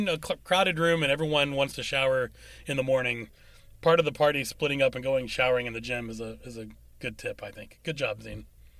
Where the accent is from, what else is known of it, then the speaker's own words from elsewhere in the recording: West Virginia, United States; we're from West Virginia